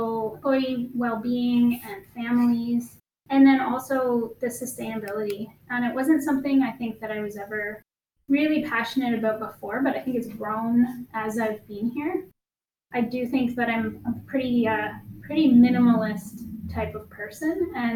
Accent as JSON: {"language": "English", "area": "just outside Thunder Bay", "region": "Ontario", "country": "Canada", "moved": "as an adult", "lives_now": "Ottawa, Canada", "said": "I'm originally from just outside Thunder Bay, Ontario, so a little bit farther away."}